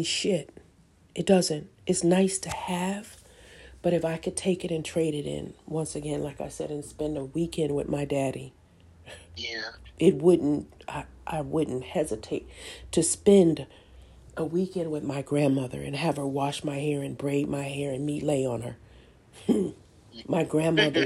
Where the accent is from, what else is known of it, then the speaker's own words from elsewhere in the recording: Detroit, Michigan, United States; moved away; I'm not in the city that I was born. I'm in a completely different place. And I do have family here, you know, people who have my back. But when you talk about where I'm from the D